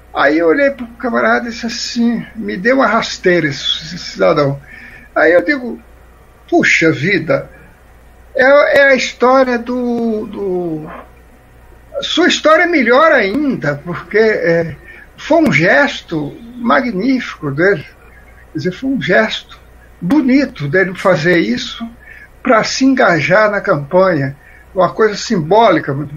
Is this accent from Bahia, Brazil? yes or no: yes; Sátiro Dias, Bahia, Brazil; moved away; O meu foi Sátiro Dias, na Bahia, o Velho Junco. Né? Quando eu nasci, era um distrito de Iambupe